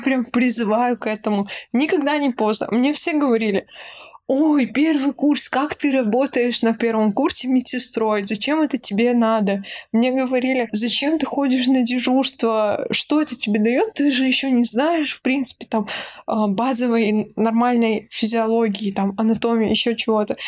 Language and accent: Russian; Nalchik, Kabardino-Balkaria, Russia; из моего родного города Нальчик